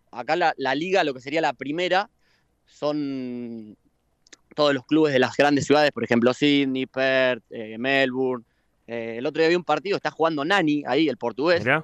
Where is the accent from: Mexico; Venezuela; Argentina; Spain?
Argentina; now in Australia; juntarse a comer un asado, todos esos momentos que tenemos nosotros como argentinos, creo que desde acá, al no tenerlos, eh, como que empezás a valorarlos un poco más